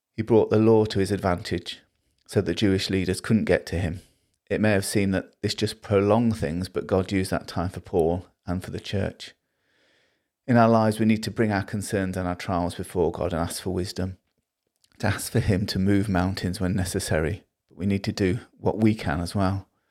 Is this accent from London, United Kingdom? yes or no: no; Liverpool, North West England, United Kingdom; I'm from Liverpool